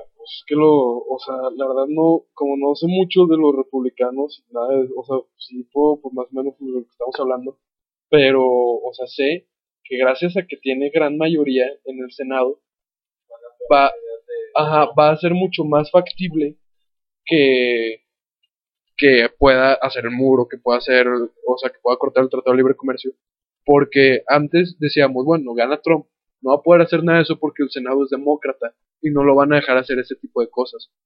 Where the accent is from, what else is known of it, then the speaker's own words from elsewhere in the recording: Mexico; also born or lived in Torreón, Coahuila; como cultura, mexicana